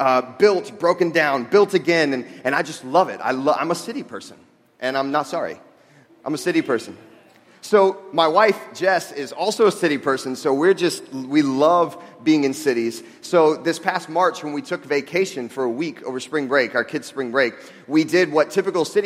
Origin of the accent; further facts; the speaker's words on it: Jacksonville, Florida, United States; moved away as an adult; now in Chicago, United States; I grew up in Jacksonville, Florida, which has a lot of people, but it's not a very urban place